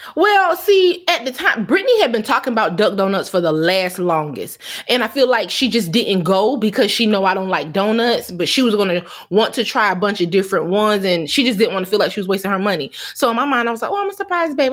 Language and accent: English; Myrtle Beach, South Carolina, United States; I grew up in Myrtle Beach